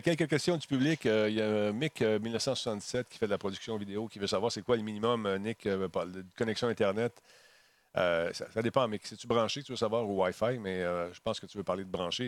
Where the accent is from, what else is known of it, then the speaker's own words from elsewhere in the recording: Quebec, Canada; chez nous au Québec